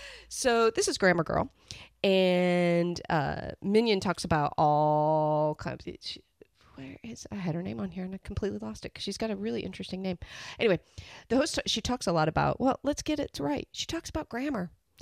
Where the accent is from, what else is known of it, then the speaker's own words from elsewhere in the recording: Midwest, United States; now in Australia; No, I'm originally from the Midwest.